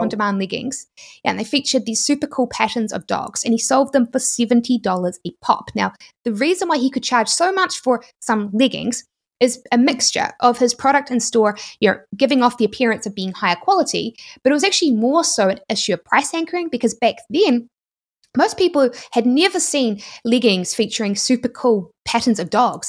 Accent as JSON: {"language": "English", "country": "New Zealand", "accent": "New Zealand", "said": "my New Zealand accent"}